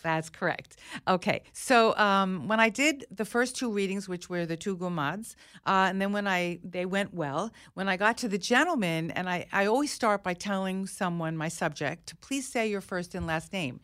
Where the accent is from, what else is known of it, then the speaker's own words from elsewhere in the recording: United States; I'm an American, a very proud American.